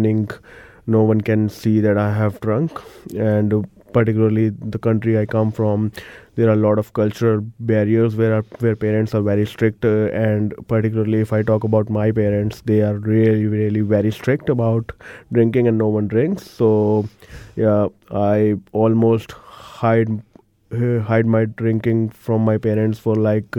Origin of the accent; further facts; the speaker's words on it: India; moved away as an adult; now in Christchurch, New Zealand; Originally, I'm from India, one of the big cities over there, and came here in Christchurch seven and a half years ago